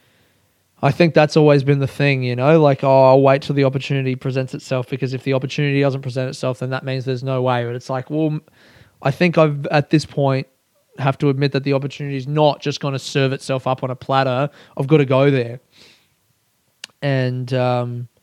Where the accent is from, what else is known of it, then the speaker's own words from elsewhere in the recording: Australia; as an Australian